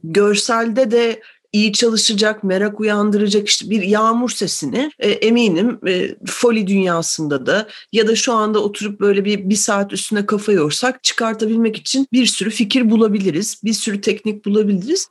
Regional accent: Ankara, Turkey; moved away as an adult; now in Istanbul, Turkey; Ankaralıyım ben doğuma büyüme

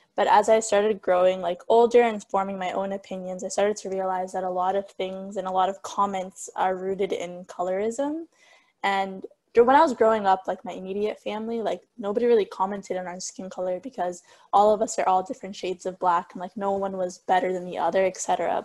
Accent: Somalia; moved away; I'm from Somalia

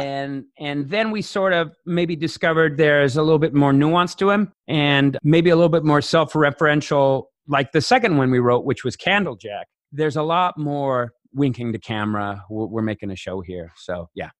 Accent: Las Vegas, Nevada, United States; I grew up in Las Vegas

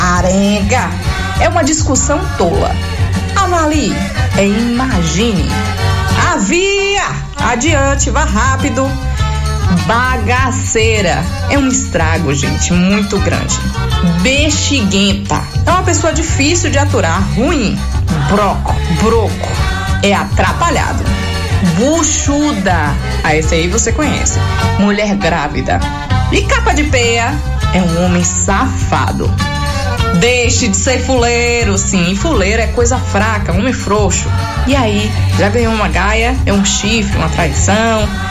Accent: Vitória da Conquista, Bahia, Brazil; nós somos os conquistenses

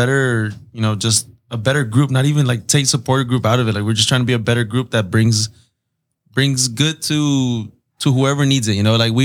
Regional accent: San Diego, California, United States; I grew up in Barrio Logan

